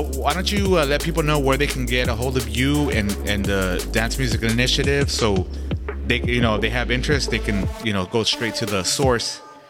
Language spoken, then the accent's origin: English; Santa Ana, California, United States; my hometown, Santa Ana, California.